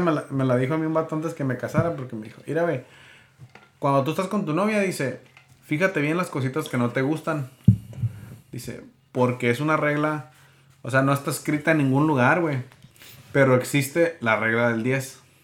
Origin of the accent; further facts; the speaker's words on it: Mexico; somos mexicanos, ¿no? En México así se acostumbra